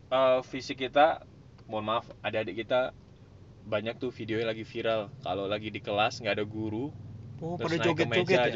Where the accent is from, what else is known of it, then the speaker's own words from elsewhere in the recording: Bangil, East Java, Indonesia; saya ngaji juga di pesantren Tanurul Hijah di kampung saya di Bangil